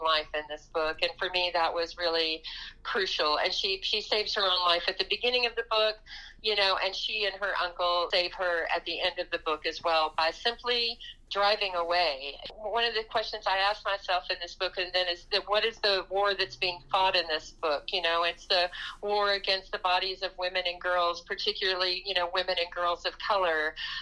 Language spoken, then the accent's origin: English; West Texas, United States; moved away as an adult; where I'm from, which I really do consider West Texas to be the South